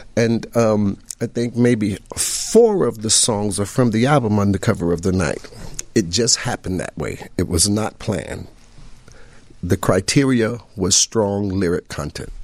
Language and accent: English; New York City, New York, United States; I grew up in Queensbridge projects in New York